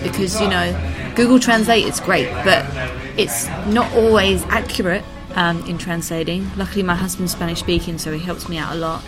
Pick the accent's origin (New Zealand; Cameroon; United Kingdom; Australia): United Kingdom; now in Madrid, Spain; being British